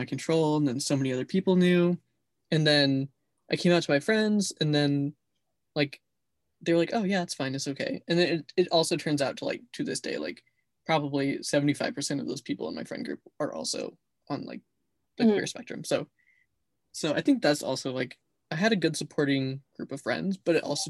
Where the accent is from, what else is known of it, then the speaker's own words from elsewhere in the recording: Lewiston, United States; Lewiston's my hometown that I grew up in and went to high school